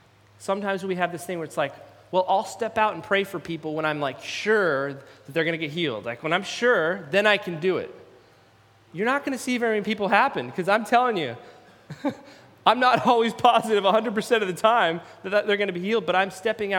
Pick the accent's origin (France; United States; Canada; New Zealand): United States; Salem, Oregon; moved away; also born or lived in Eugene, Oregon / Redding, California; I actually grew up in Salem, Oregon, and so not too far from here